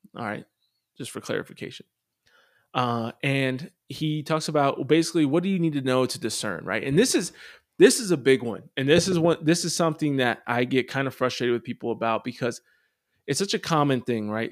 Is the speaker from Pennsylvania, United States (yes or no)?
yes; Pennsylvania, United States; I grew up in Pennsylvania and going to Catholic schools